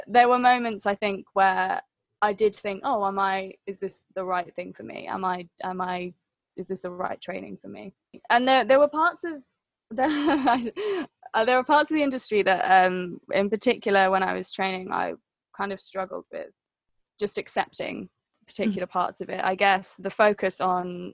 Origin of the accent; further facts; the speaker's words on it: Wales, United Kingdom; I was growing up in Wales